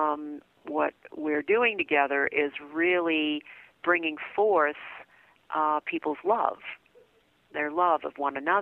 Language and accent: English; New Orleans, Louisiana, United States; I was raised in New Orleans, and that's where my family is